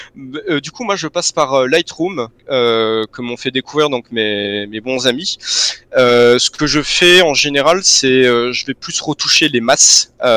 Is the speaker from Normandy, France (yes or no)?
no; Vandœuvre-lès-Nancy, Grand Est, France; moved away; also born or lived in Belgium; à Nancy avant d'œuvre, ma ville natale